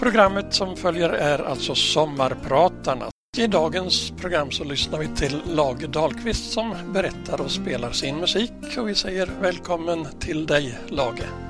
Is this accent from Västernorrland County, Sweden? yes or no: yes; Sidensjö, Västernorrland County, Sweden; Jag kommer från en liten by som heter Nolås som ligger i Sidensjö. Det är en av de vackraste byarna i kommunen. Där växte jag upp